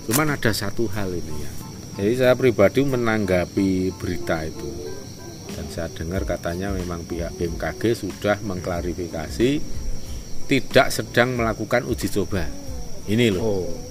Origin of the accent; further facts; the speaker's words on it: Java, Indonesia; kita sendiri itu sebagai orang Jawa yang nguri-uri karifan lokal atau lokal wisdom